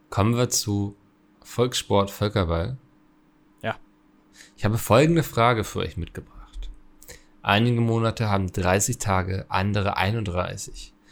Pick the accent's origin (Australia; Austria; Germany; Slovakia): Austria; Linz, Upper Austria; Ich bin aus Linz, by the way, drittgrößte Stadt Österreichs